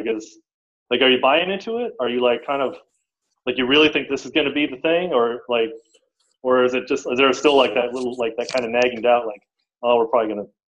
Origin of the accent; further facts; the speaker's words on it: Seattle, Washington, United States; I grew up in the Seattle area in the 70s and 80s when the Seahawks were just starting off.